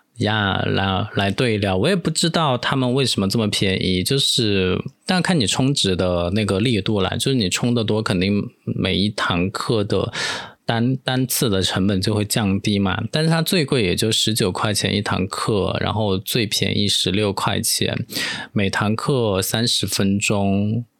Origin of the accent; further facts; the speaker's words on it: Taiwan; accent: Taiwanese; 我要在每次讲台湾腔的时候都表示一下我的立场嘛